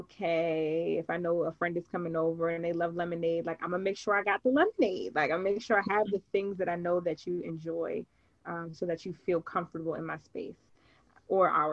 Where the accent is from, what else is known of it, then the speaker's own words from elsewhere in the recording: Baltimore, Maryland, United States; also born or lived in Atlanta; Born and raised in Baltimore, Maryland.